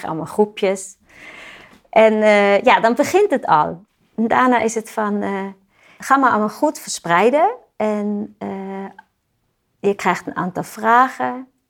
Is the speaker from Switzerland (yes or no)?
yes; Switzerland; moved away; Ik kom uit Zwitserland